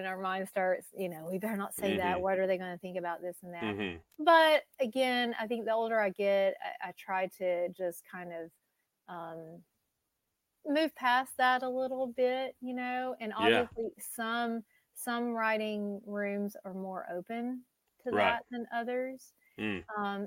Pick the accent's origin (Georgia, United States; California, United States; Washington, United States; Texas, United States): Georgia, United States; moved away; also born or lived in Nashville, Tennessee; I moved back to Georgia